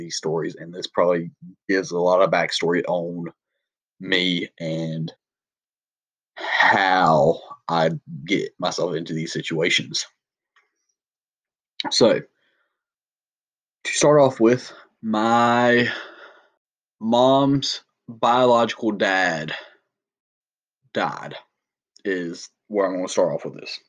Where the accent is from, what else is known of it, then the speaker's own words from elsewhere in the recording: Southern, United States; accent: Southern; being obviously my accent